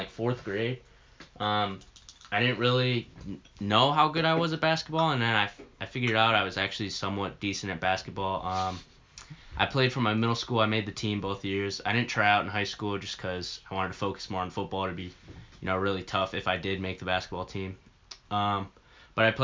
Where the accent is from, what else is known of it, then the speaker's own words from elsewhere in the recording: Ohio, United States; also born or lived in Kansas; We moved back to Ohio when I was, I think, three years old.